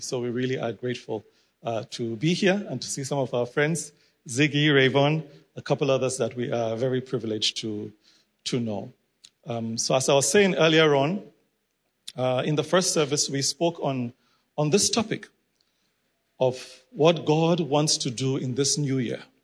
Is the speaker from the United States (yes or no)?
no; Nigeria; I'm originally from Nigeria